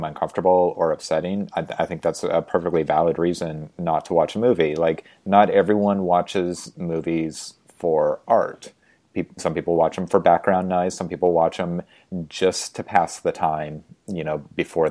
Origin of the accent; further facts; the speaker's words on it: Spokane, Washington, United States; I grew up in Spokane in the 1980s